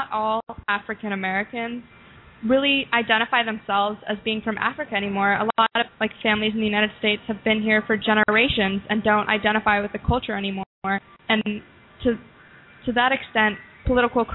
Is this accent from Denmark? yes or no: yes; Denmark; moved away; I'm from Denmark, which is a country in Europe